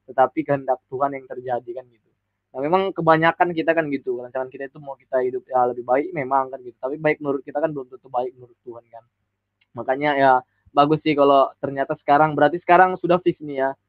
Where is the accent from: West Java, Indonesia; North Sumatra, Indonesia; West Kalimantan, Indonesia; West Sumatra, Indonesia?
North Sumatra, Indonesia; Medan; bisa pergi ke Surabaya kan gitu karena saya orang Medan kan